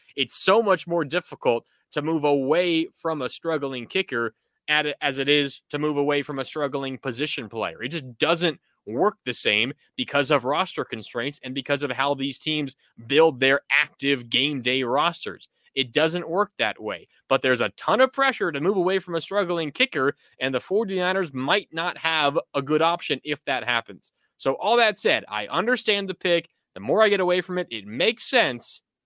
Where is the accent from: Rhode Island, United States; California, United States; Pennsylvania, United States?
California, United States; North Bay, Sonoma County; I grew up in the North Bay, uh, in Sonoma County